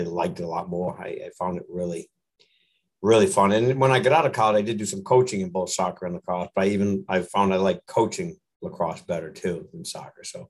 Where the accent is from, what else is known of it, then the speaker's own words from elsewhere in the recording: north of Boston, Massachusetts, United States; I grew up in the little north of Boston in that area